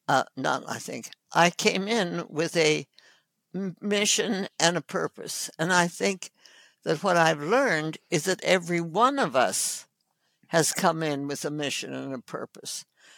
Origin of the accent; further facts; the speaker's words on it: North India, India; Anyway, so I was born in India and grew up with my parents working in the villages of North India with the people of North India.